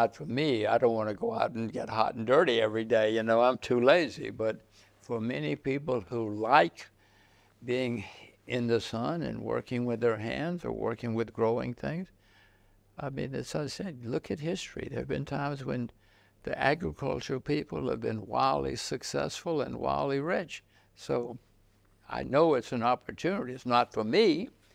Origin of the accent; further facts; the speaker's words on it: United States; I'm an American